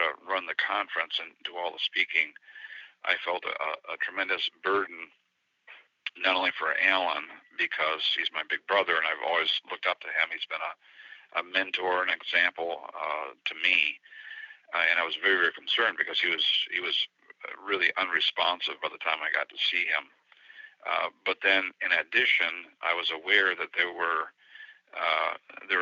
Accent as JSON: {"language": "English", "country": "United States", "said": "I'm the American"}